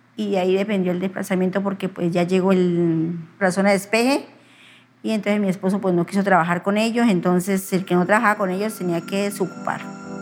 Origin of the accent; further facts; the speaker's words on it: Mercaderes, Cauca, Colombia; moved away as an adult; also born or lived in San Vicente / Pereira; nací en Mercaderes Cauca en 1971.